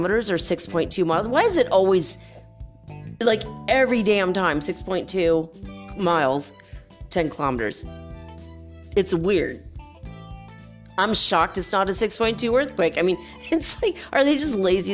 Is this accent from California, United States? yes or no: yes; California, United States; now in Ecuador; we don't have basements in California. You know, I grew up there. I'm not there now. I'm in Ecuador